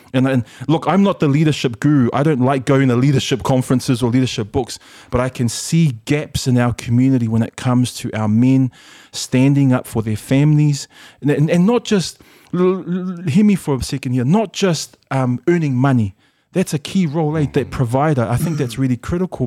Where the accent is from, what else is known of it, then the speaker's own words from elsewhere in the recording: Auckland, New Zealand; English is a second language; also born or lived in Samoa; we grew up in Mangere PIC.